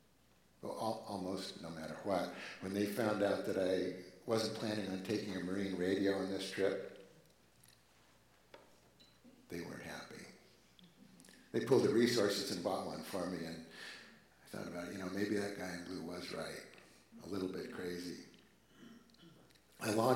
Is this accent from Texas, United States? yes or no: no; Oregon, United States; I'm from the States, Oregon.